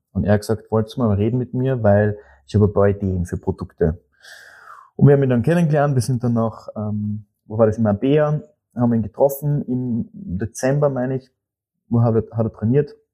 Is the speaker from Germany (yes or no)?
no; Austria; als Österreicher